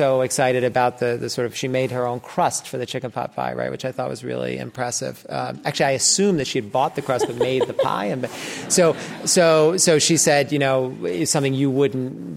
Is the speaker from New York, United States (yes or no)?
yes; New York City, New York, United States; also born or lived in Great Barrington, Massachusetts; I grew up in New York City